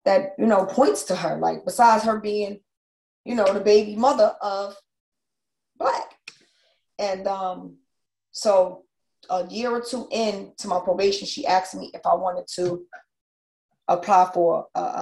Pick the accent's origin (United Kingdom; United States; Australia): United States; New York; moved away as an adult; also born or lived in New Jersey; now in Georgia, United States; I'm a New Yorker.